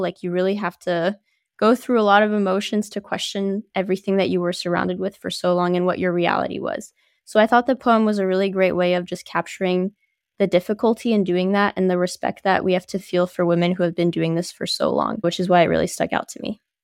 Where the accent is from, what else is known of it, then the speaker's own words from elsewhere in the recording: New Jersey, United States; also born or lived in Paris, France; now in Boston, United States; so I'm originally from Paris, France. I moved to New Jersey when I was five years old